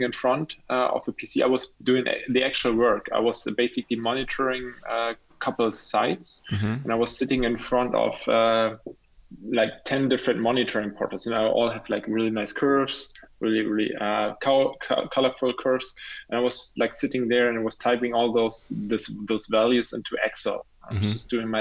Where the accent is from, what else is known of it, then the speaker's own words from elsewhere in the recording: Rostock, Mecklenburg-Vorpommern, Germany; also born or lived in Berlin; now in Düsseldorf, Germany; I'm original like from Rostock.